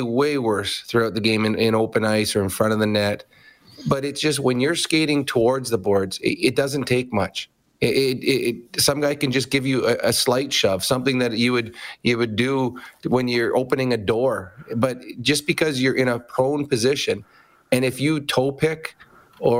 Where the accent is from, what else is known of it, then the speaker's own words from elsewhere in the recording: Edmonton, Alberta, Canada; Edmonton, my hometown